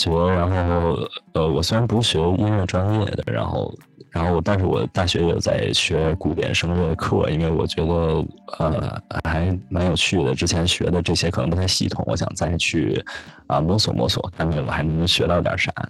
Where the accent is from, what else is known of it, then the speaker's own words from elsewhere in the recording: Beijing, China; 就我我很小很小时候在呃小学，可能跟很多北京的小朋友一样，是在那种呃管乐团里面。